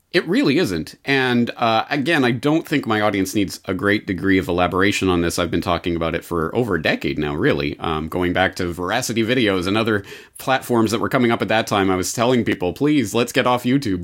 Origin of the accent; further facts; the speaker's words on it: Canada; now in Japan; As a Canadian living in Japan